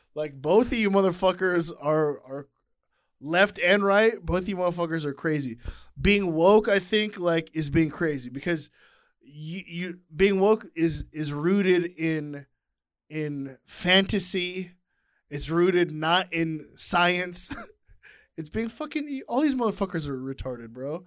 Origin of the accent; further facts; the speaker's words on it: United States; I grew up here